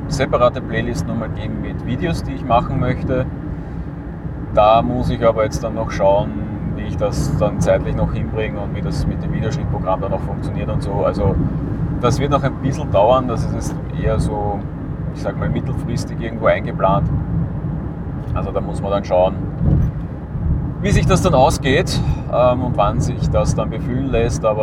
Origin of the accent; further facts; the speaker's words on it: Lower Austria, Austria; Einfach weil der Umweg über meinen Heimatort in der Nähe von Wien nicht wirklich sinnvoll ist